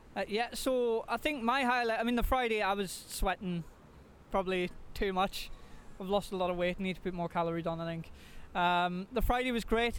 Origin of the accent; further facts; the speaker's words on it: Scotland, United Kingdom; moved away; I'm from Scotland originally